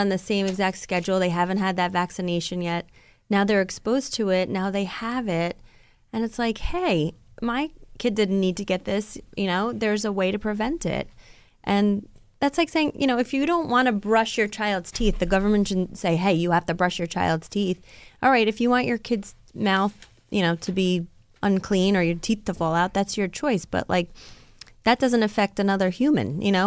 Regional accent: Rockland County, New York, United States; my hometown, I mean, of Rockland County where I grew up.

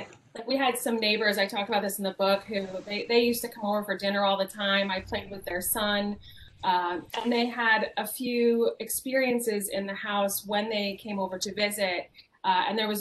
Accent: Alameda, California, United States; the house that I grew up in Alameda, California

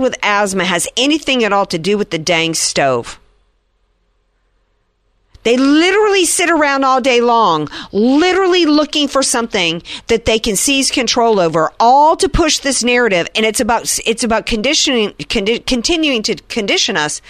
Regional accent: the South, United States; I grew up in the South at a time in which people still smoked

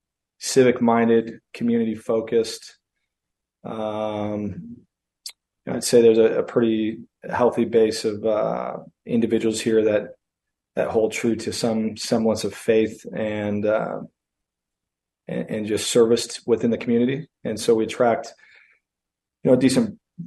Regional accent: Prescott, Arizona, United States; I grew up here in Prescott

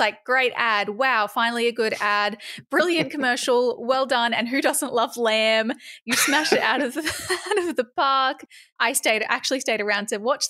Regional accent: Mullumbimby, New South Wales, Australia; moved away; my hometown

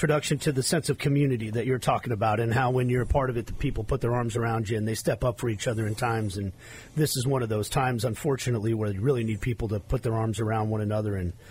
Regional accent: Kansas, Wyandotte County, Arkansas City, United States; I didn't start attending Catholic school till 7th grade when I moved from Ark City, Kansas to Wyandotte County with my dad.

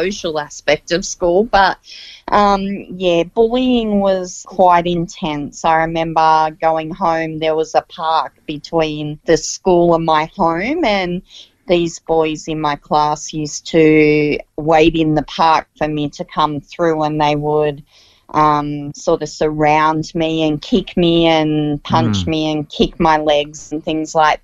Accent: Central Coast, New South Wales, Australia; I was actually born and raised on the Central Coast, a great part of the earth

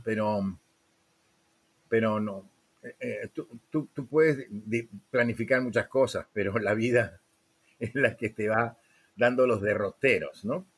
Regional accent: Lima, Peru; moved away as an adult; also born or lived in Venezuela / Miami, United States; de Lima, Perú.

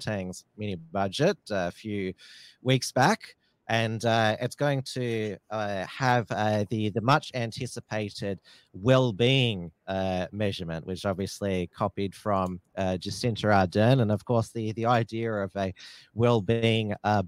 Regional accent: Victoria, Australia; my home state of Victoria

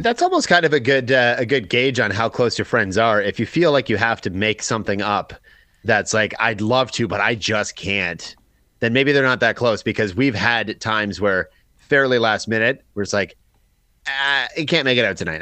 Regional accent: Chatham, Ontario, Canada; moved away; I've got a couple in Chatham still, so like my hometown

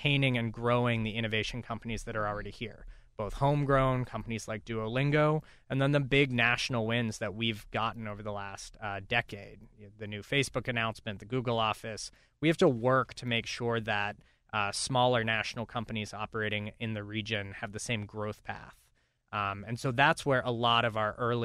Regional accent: Pittsburgh, Pennsylvania, United States; also born or lived in Roanoke, Virginia; I am. I grew up in the South Hills

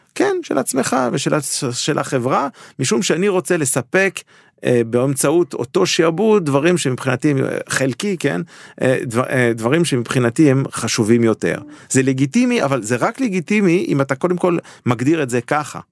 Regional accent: Geneva, Switzerland; now in Israel; אני גדלתי בז'נבה

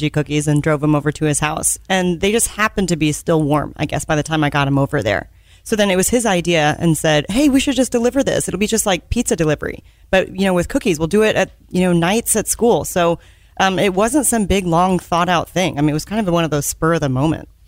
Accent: Richardson, Texas, United States; born or raised there

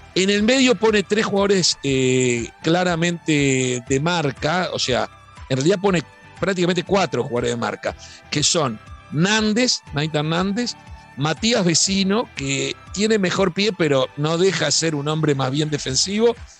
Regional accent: Uruguay; como uruguayo

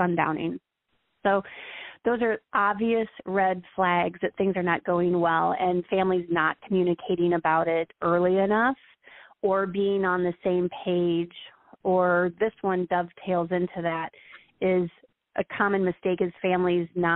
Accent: Iowa, United States; now in Florida, United States; I live in Florida, and I'm from Iowa

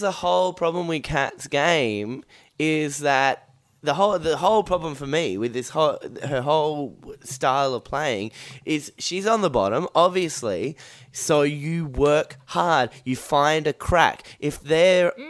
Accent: Perth, Western Australia, Australia; I grew up in Perth

